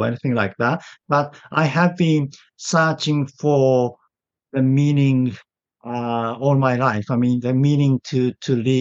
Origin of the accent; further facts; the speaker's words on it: Tokyo, Japan; accent: British-influenced; English is a second language; also born or lived in Australia / United Kingdom / Canada / Nagano Prefecture; So I'm Japanese and I live in Japan now, and I was born in Japan. I grew up in Japan.